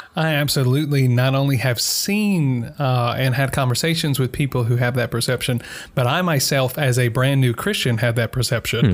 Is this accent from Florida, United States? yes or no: no; Mississippi, United States; moved away; Growing up in Mississippi